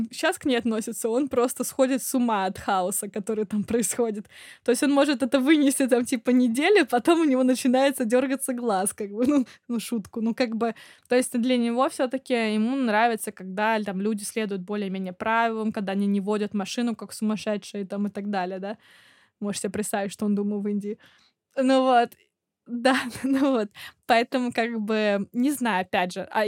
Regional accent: Saint Petersburg, Russia; Ну, хотя, блин, я из Питера, да.

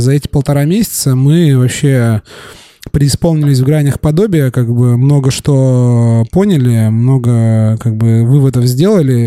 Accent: Surgut, Khanty-Mansi Autonomous Okrug, Russia; moved away; also born or lived in Yekaterinburg; Я э, родился в Екатеринбурге, э, вырос в Сургуте

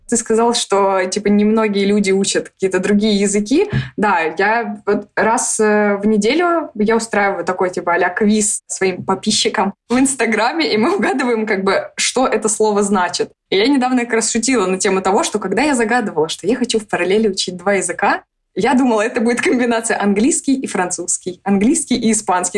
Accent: Moscow, Russia; moved away as an adult; now in Belgrade, Serbia; Мы из Москвы

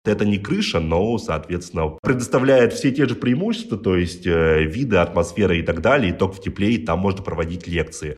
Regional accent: Perm, Perm Krai, Russia; now in Moscow, Russia; я родился в Перми, и как-то так с Перми начинал, лазил там по крышам, по заводам, по всему

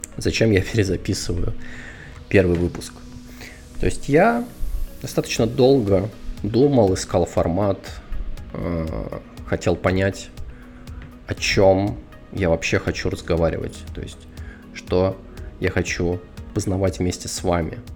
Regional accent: Moscow, Russia; moved away; Родился, вырос и жил основную часть своей сознательной жизни я в Москве. Да, то есть я москвич.

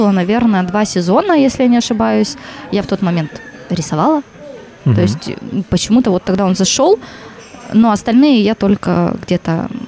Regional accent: Khabarovsk, Khabarovsk Krai, Russia; я вообще приехала сюда из Хабаровска, и я подавала в несколько вузов в разных городах.

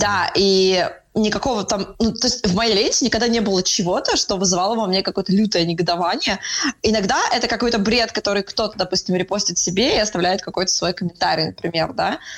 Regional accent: Saint Petersburg, Russia; Я сама из Питера, мои все друзья из Питера

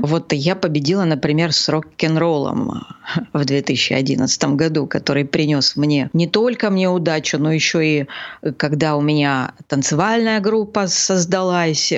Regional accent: Gelendzhik, Krasnodar Krai, Russia; я родилась в этом городе, я его очень люблю

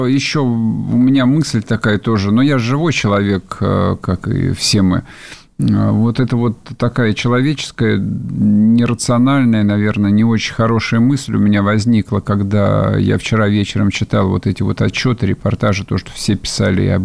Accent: Moscow, Russia; Вот я, поскольку москвич, с детства москвич, меня действительно в советской школе приучили говорить «в Донбассе»

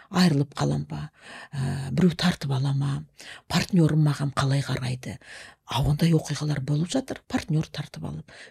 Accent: Altai, East Kazakhstan Region, Kazakhstan; also born or lived in Semey; менің әкем мен анам студент болып оқуға кеткенде мені алтайымда нағашы атам мен әжеме қалдырып кеткен

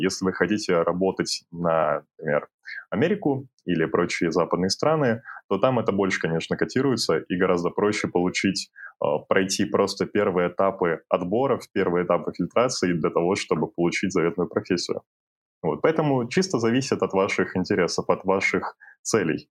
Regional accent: Kyrgyzstan; now in Kazakhstan; я родом из Кыргызстана и сейчас живу, работаю в Казахстане

